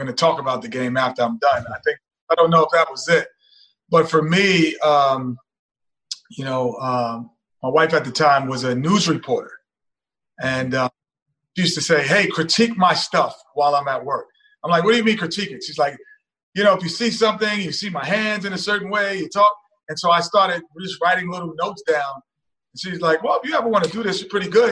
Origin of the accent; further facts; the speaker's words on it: New York, United States; growing up in New York